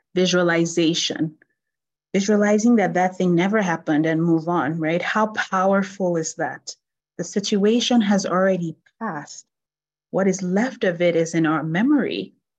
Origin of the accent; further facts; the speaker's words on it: Nigeria; I grew up in Nigeria